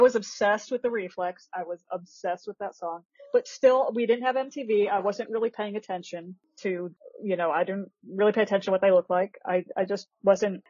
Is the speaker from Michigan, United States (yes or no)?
no; Akron, Ohio, United States; I grew up in Akron, Ohio